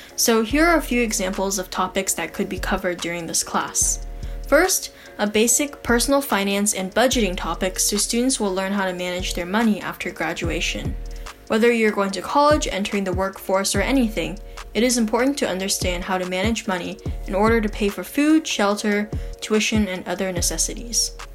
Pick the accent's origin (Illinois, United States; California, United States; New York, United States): California, United States; Sunnyvale; I am from Sunnyvale, California